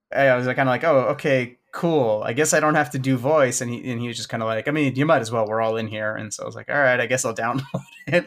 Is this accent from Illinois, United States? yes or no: yes; Chicago, Illinois, United States; I'm from Chicago, born and raised